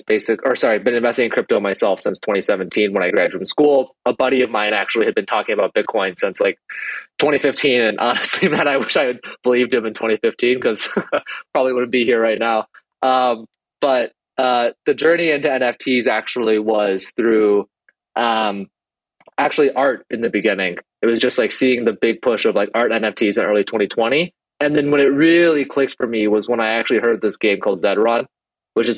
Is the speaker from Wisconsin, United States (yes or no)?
no; Minnesota, United States; also born or lived in Taiwan; born and raised in Minnesota